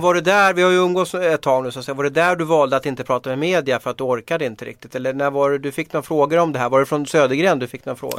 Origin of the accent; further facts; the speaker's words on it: Sweden; som svensk journalist